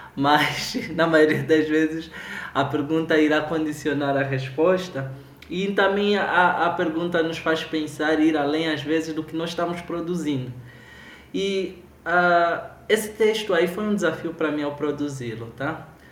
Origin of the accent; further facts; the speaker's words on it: Angola; now in Brazil; a gente, enquanto angolano